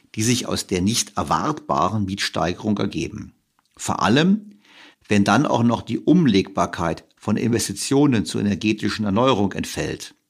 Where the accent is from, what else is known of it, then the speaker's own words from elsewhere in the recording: Berlin, Germany; als Berliner